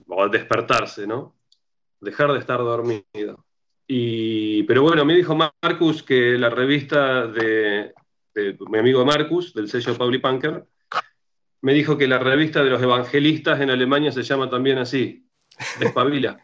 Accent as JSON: {"language": "Spanish", "town": "Rosario", "region": "Santa Fe", "country": "Argentina", "said": "Yo soy de Rosario, que es una ciudad de Argentina"}